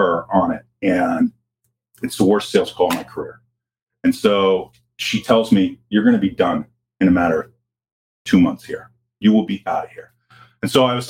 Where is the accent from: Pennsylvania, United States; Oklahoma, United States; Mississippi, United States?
Pennsylvania, United States; Pittsburgh; moved away; I'm originally from Pittsburgh, blue collar town